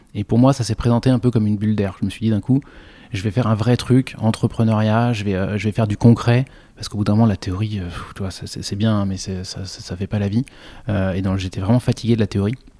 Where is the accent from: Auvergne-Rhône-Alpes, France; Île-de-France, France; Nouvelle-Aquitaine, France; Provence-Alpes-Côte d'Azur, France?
Île-de-France, France; Noisy-le-Roi; also born or lived in Le Chesnay; j'ai grandi dans, un, dans une toute petite ville au-delà de Versailles euh, qui s'appelle Noisy-le-Roi